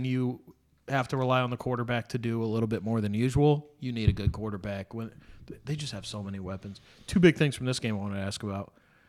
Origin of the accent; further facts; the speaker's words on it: United States; as an American